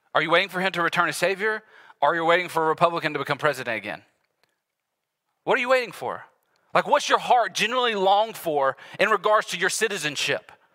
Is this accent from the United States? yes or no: yes; United States; here as American Christians